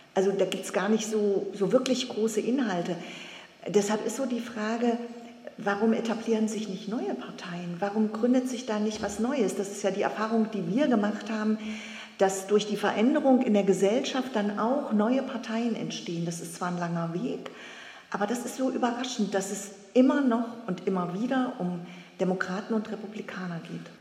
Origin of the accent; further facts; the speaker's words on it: Germany; bei uns in Deutschland